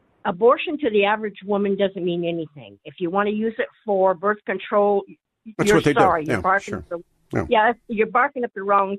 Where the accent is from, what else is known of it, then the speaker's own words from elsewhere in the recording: Nebraska, United States; I'm from Nebraska.